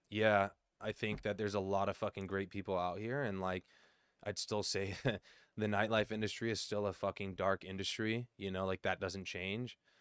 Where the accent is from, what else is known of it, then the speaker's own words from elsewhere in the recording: Southern California, United States; I'm still from SoCal